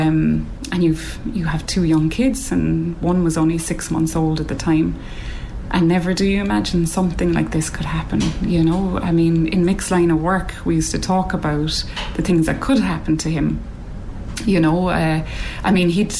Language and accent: English; Cork, Munster, Ireland; I'm from Cork.